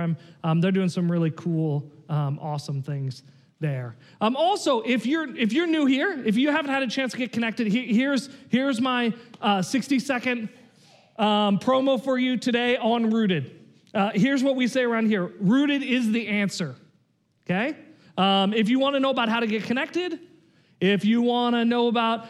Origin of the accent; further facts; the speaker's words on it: Oregon, United States; us Oregonians